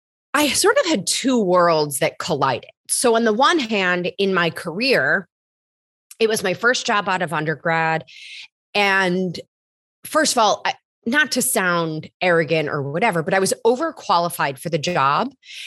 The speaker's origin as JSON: {"language": "English", "region": "Michigan", "country": "United States", "tie": "born or raised there", "lives_now": "New York, United States", "said": "I've lived in New York for almost 17 years, but I grew up in Michigan, but I don't really have that Midwestern accent either."}